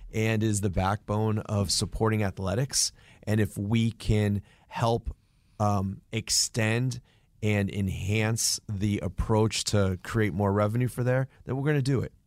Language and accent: English; New England, United States; growing up in New England